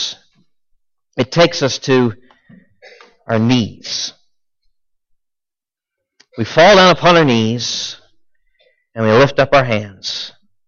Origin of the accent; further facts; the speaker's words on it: United States; we're Americans. We're American tourists